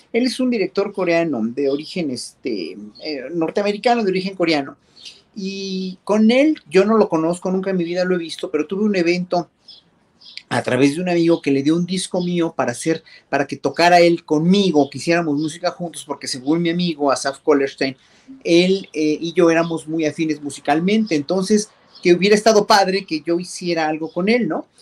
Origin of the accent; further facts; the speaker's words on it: Mexico; como pueblo mexicano